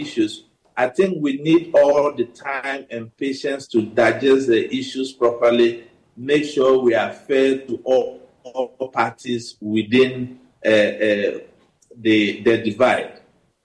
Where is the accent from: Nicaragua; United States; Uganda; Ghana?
Ghana; Savelugu, Northern Region; I come from Sabuba in the northern region